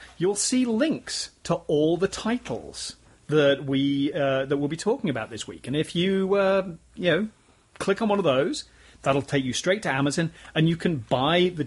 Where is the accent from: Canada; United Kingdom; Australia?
United Kingdom; I'm British